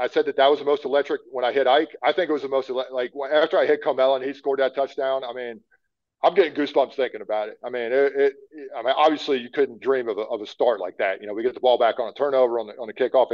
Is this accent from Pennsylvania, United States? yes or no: yes; Pennsylvania, United States; I grew up in the Northeast playing in Pennsylvania